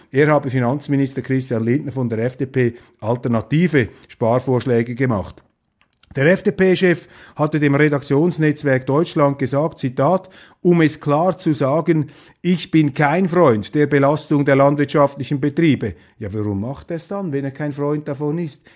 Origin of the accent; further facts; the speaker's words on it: Switzerland; wir Schweizer